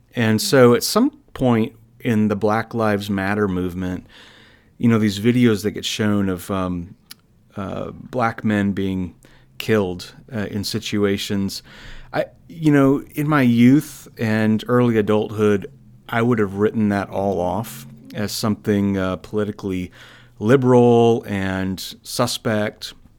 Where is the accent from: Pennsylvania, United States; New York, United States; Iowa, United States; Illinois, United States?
Iowa, United States; I'm a native of Iowa